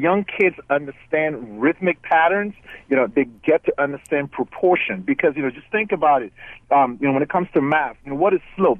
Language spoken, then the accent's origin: English; Liberia; now in Baltimore County, United States; I'm originally from West Africa, Liberia